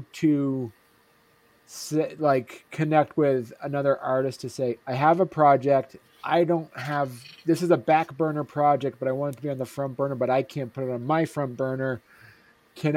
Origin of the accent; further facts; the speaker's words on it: Groton, Vermont, United States; my hometown, Groton, Vermont